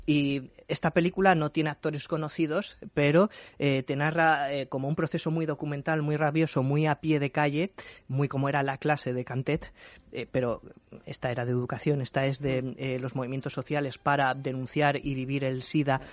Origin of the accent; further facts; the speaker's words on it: Spain; nosotros como españoles